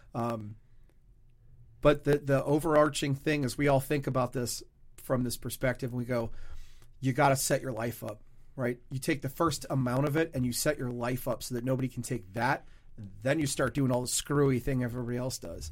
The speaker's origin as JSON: {"language": "English", "region": "Louisiana", "country": "United States", "tie": "born or raised there", "said": "I was born in Louisiana."}